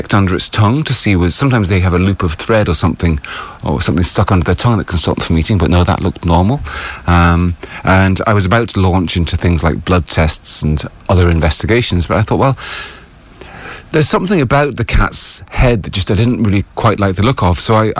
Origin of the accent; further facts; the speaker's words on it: United Kingdom; So as a British vet, you see, originally, it means that I'm a life member of the Royal College of Veterinary Surgeons.